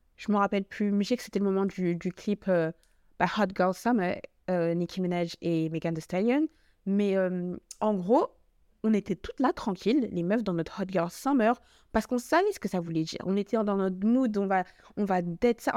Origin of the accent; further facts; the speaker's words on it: Paris, Île-de-France, France; je suis française, enfin, parce que je suis parisienne